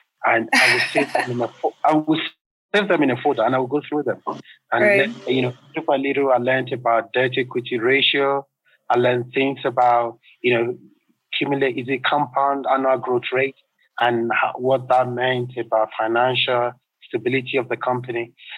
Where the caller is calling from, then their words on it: Nairobi, Kenya; I'm calling from Nairobi in Kenya.